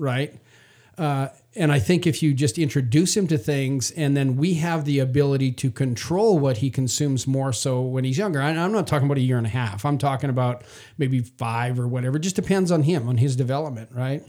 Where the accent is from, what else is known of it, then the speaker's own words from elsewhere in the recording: Canada; moved away; I was raised in Canada.